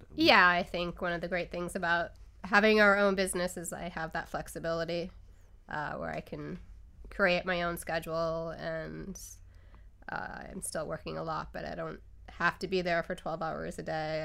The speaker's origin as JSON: {"language": "English", "region": "Northeast Pennsylvania", "country": "United States", "tie": "born or raised there", "moved": "yes", "said": "Northeast Pennsylvania"}